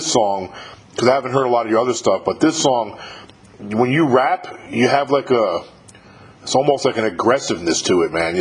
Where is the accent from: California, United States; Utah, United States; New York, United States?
New York, United States; 35 miles north of New York City, above Yonkers, southern; I grew up in southern New York, you know, just outside of New York City